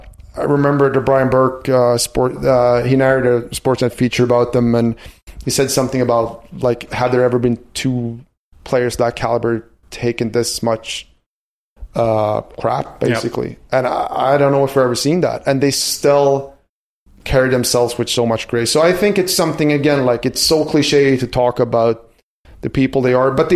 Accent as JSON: {"language": "English", "region": "Västernorrland County", "country": "Sweden", "tie": "born or raised there", "said": "my hometown, it's 30,000 people, and we have Forsberg and Naslund and Hedman and the Sedins coming out of there."}